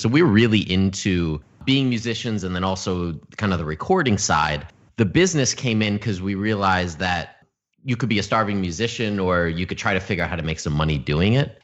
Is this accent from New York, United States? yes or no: yes; Albany, New York, United States; moved away as an adult; also born or lived in Oneonta, New York / Los Angeles, California; I was born and raised in upstate New York in Albany